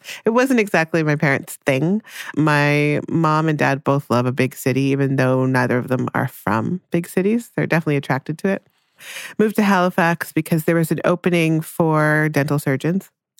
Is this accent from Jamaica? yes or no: yes; Jamaica; born there; I was born in Jamaica.